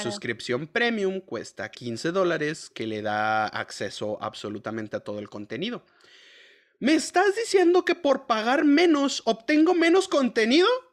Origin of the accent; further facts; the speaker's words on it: Mexico; somos mexicanos